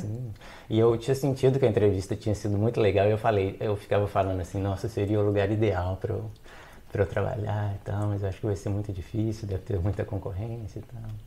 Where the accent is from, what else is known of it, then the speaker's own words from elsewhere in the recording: Belo Horizonte, Minas Gerais, Brazil; moved away as an adult; also born or lived in Belém, Brazil; now in Germany; eu sou de Belo Horizonte, em Minas Gerais